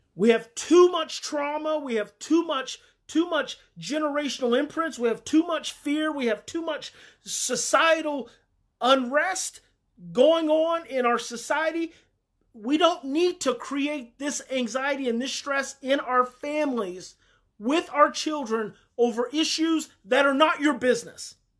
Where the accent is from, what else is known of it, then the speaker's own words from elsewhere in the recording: Mountain View, United States; I grew up in Mountain View